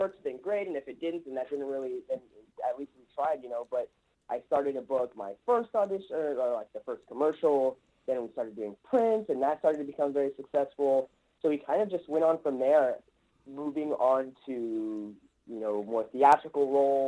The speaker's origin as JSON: {"language": "English", "town": "Los Angeles", "region": "California", "country": "United States", "tie": "born or raised there", "said": "I'm born and raised in Los Angeles."}